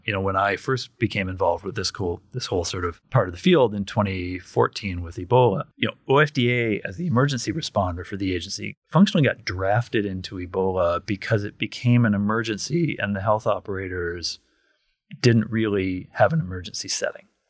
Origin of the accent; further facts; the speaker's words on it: Kent County, Michigan, United States; I grew up in Kent County, Michigan